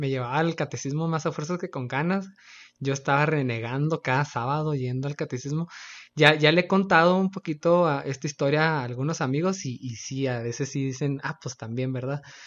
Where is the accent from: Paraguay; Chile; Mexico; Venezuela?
Mexico; Chihuahua; Axel y yo somos de Chihuahua, Chihuahua.